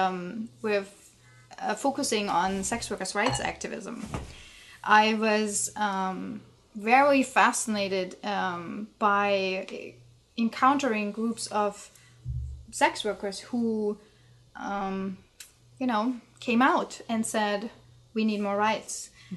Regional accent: East Germany, Germany; I'm from East Germany

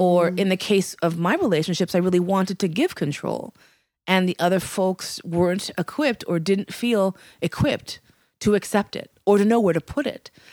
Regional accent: New York City, New York, United States; also born or lived in West Coast; I was born actually in New York Hospital in New York City

